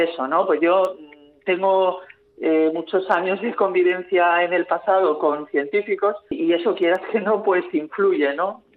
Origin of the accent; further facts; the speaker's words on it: San Sebastián, Basque Country, Spain; mi infancia en San Sebastián